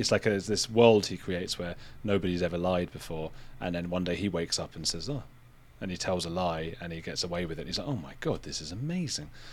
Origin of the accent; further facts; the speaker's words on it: United Kingdom; being British